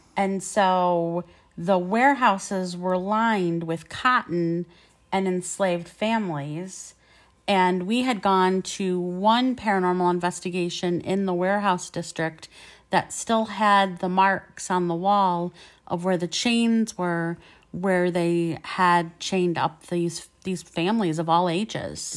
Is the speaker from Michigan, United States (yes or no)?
yes; Michigan, United States; we were from, and we said Michigan.